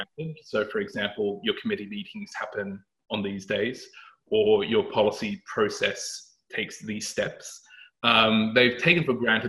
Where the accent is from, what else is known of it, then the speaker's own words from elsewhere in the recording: Australia; moved away as an adult; now in London, United Kingdom; I come from Australia, where I worked for public and private sector organizations around policy, risk and compliance. And I've come to London